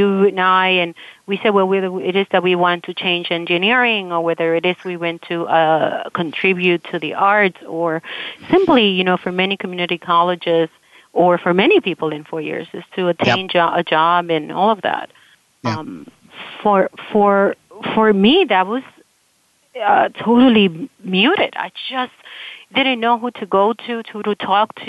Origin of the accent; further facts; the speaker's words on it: Las Piedras, Puerto Rico; moved away; also born or lived in New York City; I was born in Puerto Rico in a very tiny, tiny little town called Las Piedras